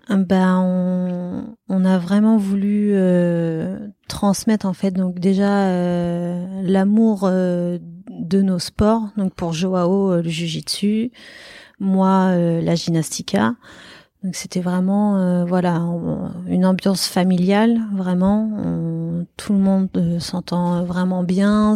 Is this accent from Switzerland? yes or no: no; Paris, Île-de-France, France; moved away as an adult; now in Bordeaux, France; je suis parisienne à la base